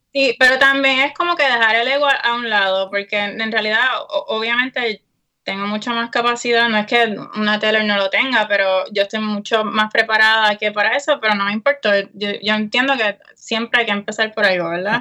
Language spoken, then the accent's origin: Spanish; Aguadilla, Puerto Rico; moved away as an adult; now in United States; soy orinal de Aguadilla, Uh, eh, I know, Westside